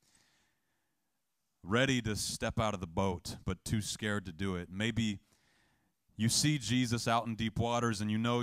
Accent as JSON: {"language": "English", "region": "the South", "country": "United States", "said": "I'm a kid from the South"}